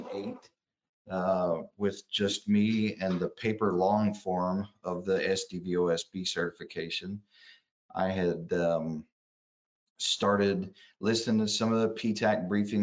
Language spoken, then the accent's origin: English; Ada, Oklahoma, United States; moved away as an adult; also born or lived in Fort Benning, Georgia; I was born in Ada, Oklahoma, a little small town in south central part of the state, and stayed there till early teens